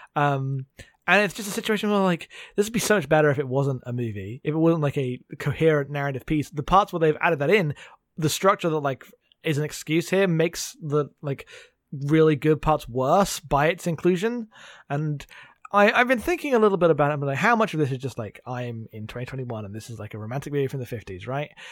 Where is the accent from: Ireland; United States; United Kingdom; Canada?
United Kingdom; I'm too British